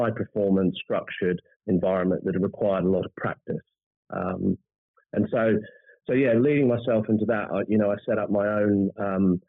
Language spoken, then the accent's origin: English; New Zealand; moved away; I was born and bred in New Zealand